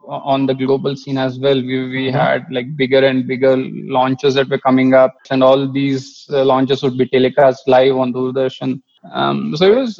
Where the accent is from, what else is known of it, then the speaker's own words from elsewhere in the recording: Mangalore, Karnataka, India; when I was a kid growing up in Mangalore